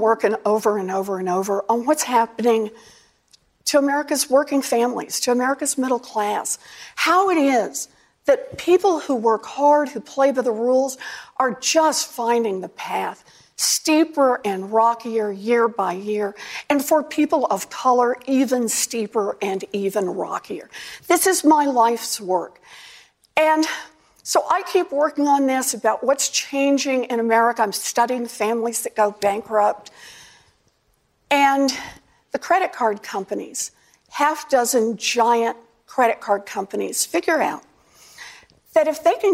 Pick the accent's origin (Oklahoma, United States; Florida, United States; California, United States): Oklahoma, United States; moved away; I grew up out in Oklahoma